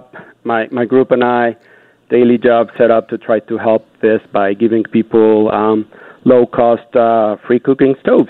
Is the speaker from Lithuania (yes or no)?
no; Canada; Unity, passion, being Canadian.